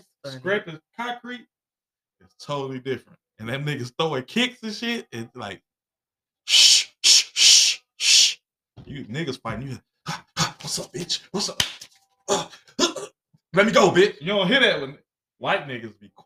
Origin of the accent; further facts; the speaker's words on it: Chicago, Illinois, United States; growing up in Chicago as a child